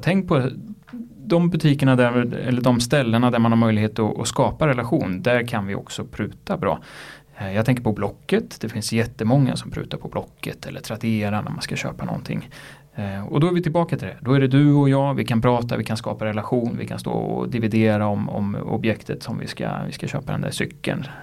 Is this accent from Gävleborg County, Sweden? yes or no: yes; Gävle, Gävleborg County, Sweden; Gävle där jag kommer ifrån